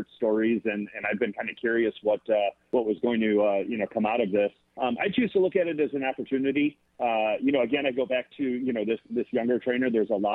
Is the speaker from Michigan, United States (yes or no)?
yes; Kalamazoo, Michigan, United States; also born or lived in Kentucky; Growing up in Kalamazoo